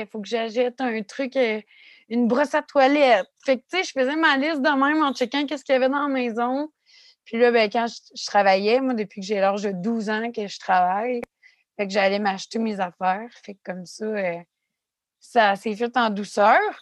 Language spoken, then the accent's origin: French; Quebec City, Quebec, Canada; je viens de Québec, ça arrive sud de Québec